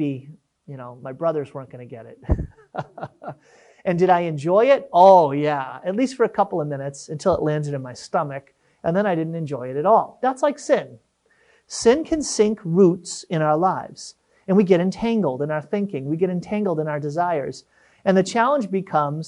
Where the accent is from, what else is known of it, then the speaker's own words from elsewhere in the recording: Massachusetts, United States; Growing up in Massachusetts, we had a wonderful yard to play